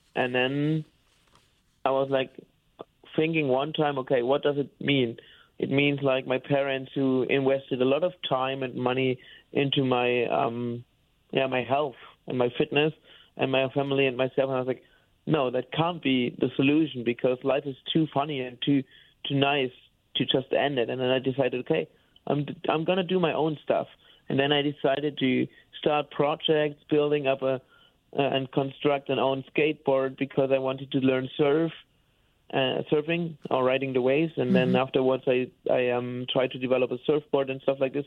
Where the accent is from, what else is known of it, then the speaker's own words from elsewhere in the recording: Bamberg, Bavaria, Germany; English is a second language; moved away as an adult; now in Cologne, Germany; I was born and raised in Bamberg. It's a town in the in Bavaria, and uh, now I'm living in Cologne since ten years.